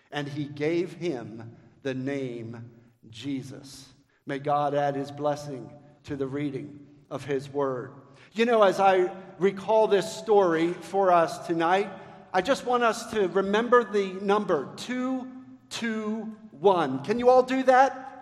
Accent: Baltimore, Maryland, United States; I grew up in Baltimore, Maryland

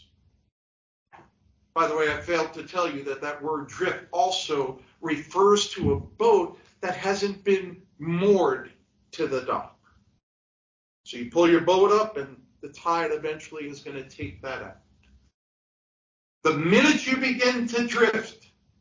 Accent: New York City, New York, United States; I grew up in New York City. I grew up in Brooklyn, New York.

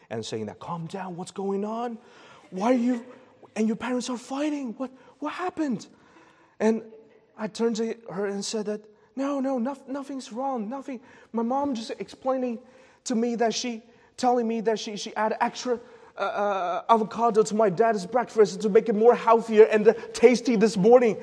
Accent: China; moved away; The place I've born from a region in China where it's common to speak loudly

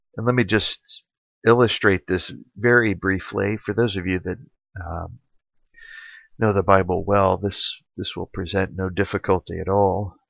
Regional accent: Central or Clemson, South Carolina, United States; my hometown here

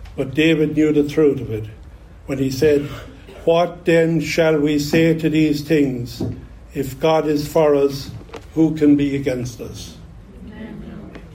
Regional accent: Ireland; accent: Irish; now in United States; I grew up in Ireland in the 1960s.

